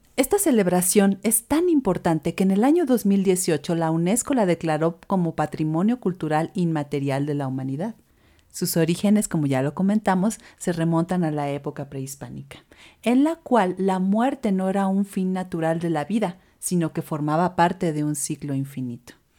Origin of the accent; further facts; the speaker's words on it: Mexico; como mexicanos